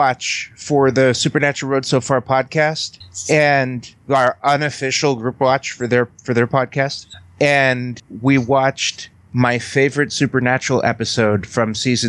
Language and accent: English; New York, United States; I'm from New York.